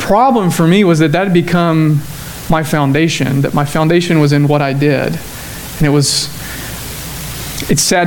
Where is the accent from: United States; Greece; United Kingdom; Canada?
United States; Cullman, Alabama; moved away as an adult; also born or lived in Dallas, Texas; now in Tyler, United States; growing up in Cullman, Alabama, where chickens are the economy